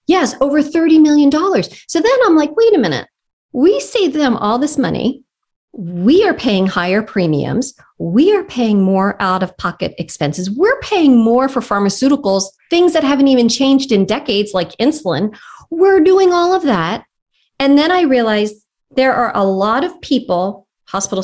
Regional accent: Philadelphia, Pennsylvania, United States; moved away as an adult; now in Nashville, United States; the neighborhood in Philadelphia that I grew up in West Philadelphia, born and raised on the playground.

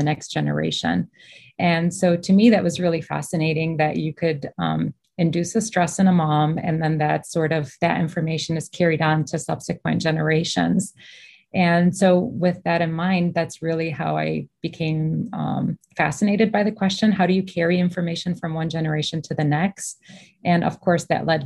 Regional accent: Michigan, United States; I was born and raised in Michigan, actually.

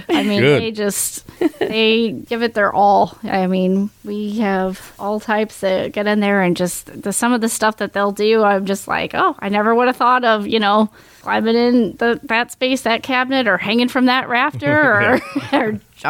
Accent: Missouri, United States; now in Washington County, United States; We're transplants from Jefferson County to Washington County.

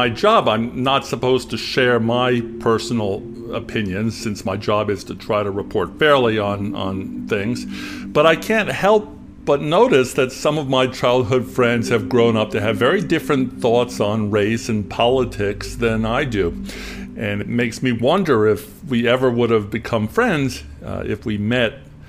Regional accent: New Haven, Connecticut, United States; I'm 61 years old, white, Jewish, grew up in the suburbs of New Haven, Connecticut.

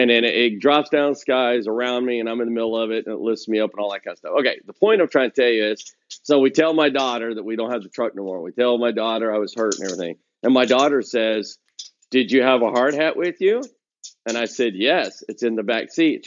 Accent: Oklahoma, United States; moved away; also born or lived in West Texas; I grew up in Oklahoma, lived in West Texas, work all over the Midwest

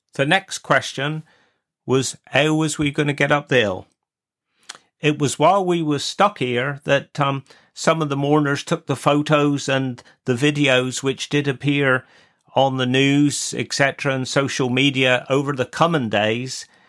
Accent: Wadebridge, South West England, United Kingdom; I was born in Wade Bridge, and I was the first Bray since the seventeen hundreds not to be born in the Witheel Parish

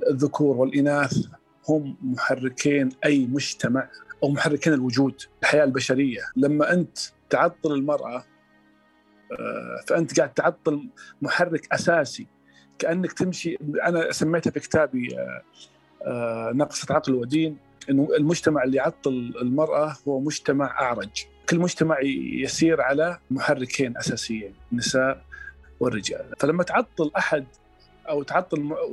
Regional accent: Saudi Arabia; مثلا اعطيك مثال عندنا في السعوديه مثلا غطاء الوجه كمثال

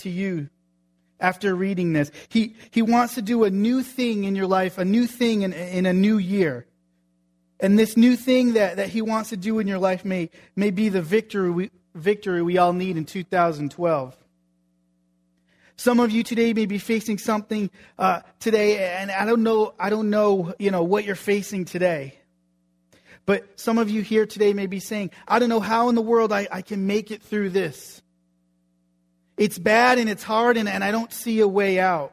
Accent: New England, United States; moved away; I grew up in New England

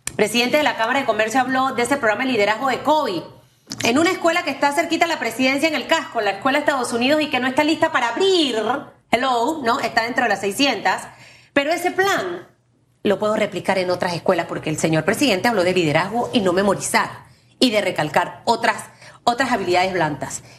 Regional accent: Panama; siendo una panameña responsable

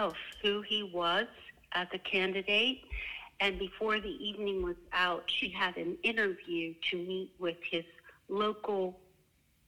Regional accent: western Pennsylvania, United States; moved away as an adult; now in Richmond, United States; I am from a very small town in western Pennsylvania, and mm-hmm. that's where I grew up

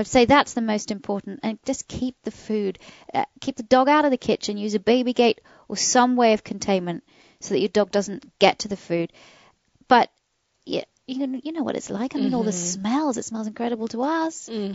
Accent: United Kingdom; now in United States; my British family

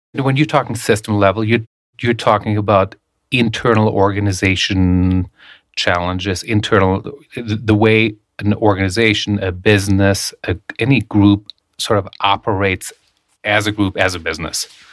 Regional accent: Germany; moved away; I grew up in Germany

